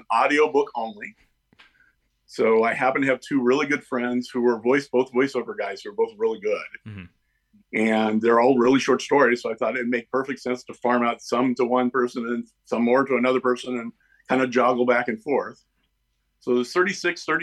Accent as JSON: {"language": "English", "town": "Pasadena", "region": "California", "country": "United States", "tie": "born or raised there", "said": "I grew up in Pasadena, California, home of a very famous club called the Ice House"}